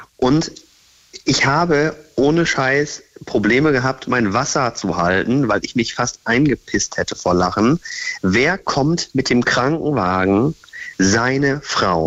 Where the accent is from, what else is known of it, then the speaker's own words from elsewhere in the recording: Bremen, Germany; ich komme aus Bremen